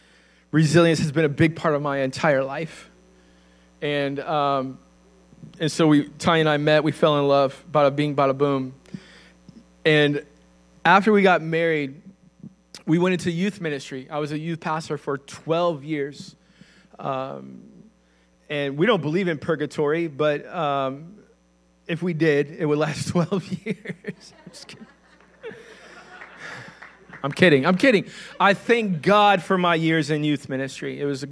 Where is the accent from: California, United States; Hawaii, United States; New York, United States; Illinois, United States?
Illinois, United States; also born or lived in Kentucky / Indiana; And so in Illinois, we were in Northern Illinois first, and then we went back, and I finished high school in Southern Illinois.